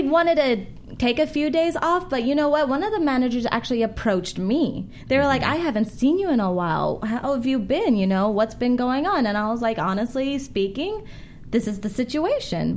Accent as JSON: {"language": "English", "area": "South Bay, Los Angeles", "region": "California", "country": "United States", "said": "I'm from the South Bay."}